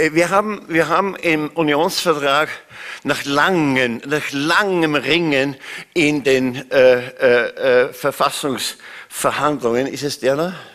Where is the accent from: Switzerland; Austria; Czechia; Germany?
Austria; Ähm, das Zweite ist, ich bin Österreicher.